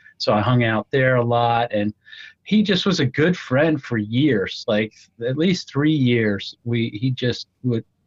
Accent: New Jersey, United States; I am from New Jersey, exit 4

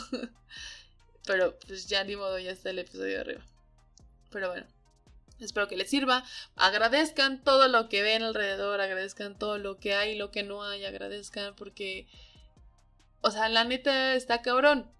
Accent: Hidalgo, Mexico; moved away as an adult; now in Mexico City, Mexico; desde que salí de, de Hidalgo, en Hidalgo la vida estaba un poco trazada ya para mí

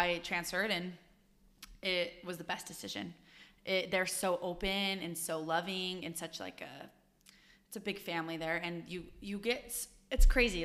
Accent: Utah, United States; I'm from Utah

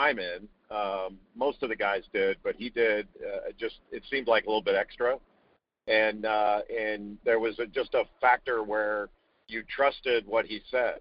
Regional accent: Southern California, United States; I grew up in Southern California, not far from the water

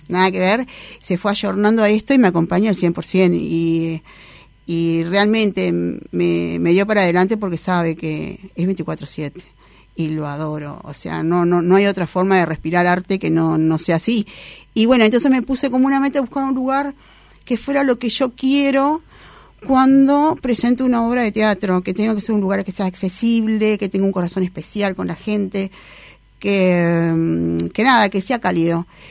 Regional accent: Uruguay; por ser uruguaya

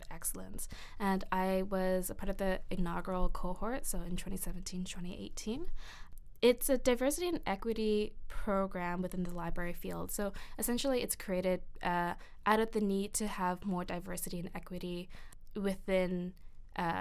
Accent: Canada; a second-generation Vietnamese Canadian or Vietnamese settler

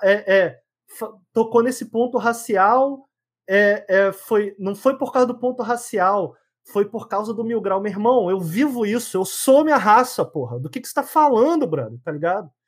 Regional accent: Brazil; de onde eu vim, galera da favela

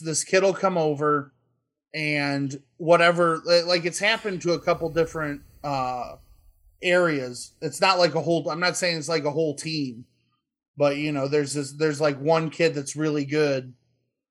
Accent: Midwest, United States; speaking as a Midwesterner and a Big Ten supporter

